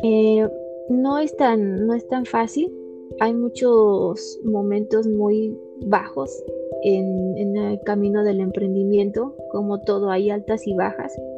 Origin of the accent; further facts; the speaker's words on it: Ixmiquilpan, Hidalgo, Mexico; soy originaria de Ixmiquilpan, Hidalgo